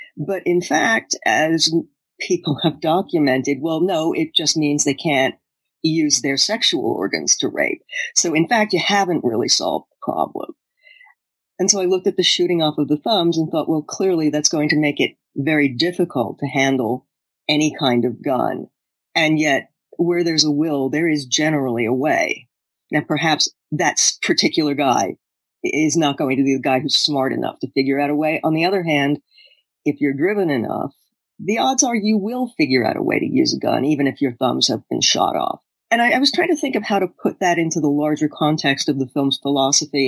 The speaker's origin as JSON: {"language": "English", "country": "United States", "said": "as an American"}